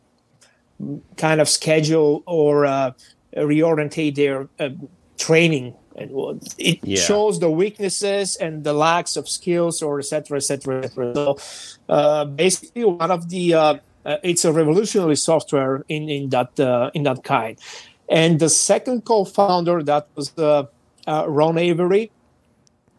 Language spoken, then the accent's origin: English; Bulgaria; English is a second language; moved away as an adult; now in United States; as you can see and understand from my exotic accent, I'm not a natural American, so I'm Bulgarian. So I started serving in Bulgarian Army for several years